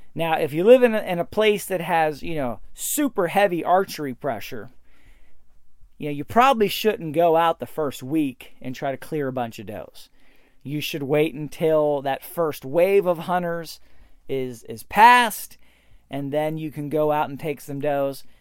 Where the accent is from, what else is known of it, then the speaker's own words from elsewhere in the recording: Pennsylvania, United States; my home state, Pennsylvania